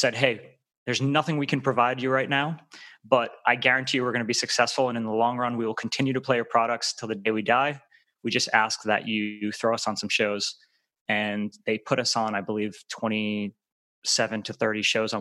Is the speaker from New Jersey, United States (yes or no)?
no; Rhode Island, United States; moved away as an adult; now in Los Angeles, United States; where I grew up in Rhode Island